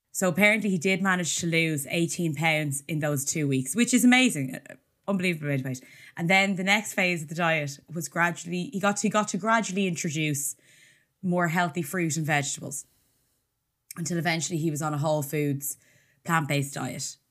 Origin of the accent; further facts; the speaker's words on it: Ireland; As an Irish person